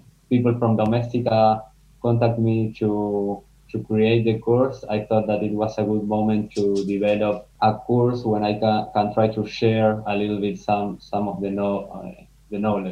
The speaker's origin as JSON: {"language": "English", "country": "Argentina", "tie": "born or raised there", "also_born_or_lived": "Amsterdam, Netherlands", "moved": "as an adult", "lives_now": "Spain", "said": "I am from Argentina, and I lived all my life there. But the last 2 years, I have been living in Amsterdam. And this last month, I came to Spain"}